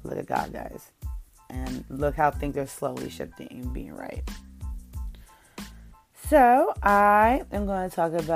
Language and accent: English; New York, United States; I'm from New York